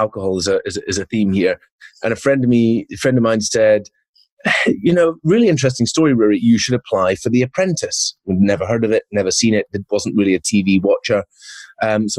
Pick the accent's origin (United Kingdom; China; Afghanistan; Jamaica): United Kingdom; Isle of Mull, Scotland; moved away; also born or lived in London; I'm originally from the Isle of Mull, west coast of Scotland, pretty synonymous with drinking over there, drinking culture. Born on the island